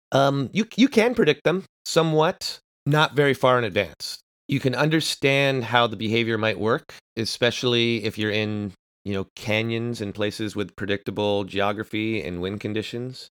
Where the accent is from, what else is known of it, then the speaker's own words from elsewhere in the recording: Walnut Creek, California, United States; also born or lived in New York; I was raised in the San Francisco Bay Area, in the East Bay, in a town called Walnut Creek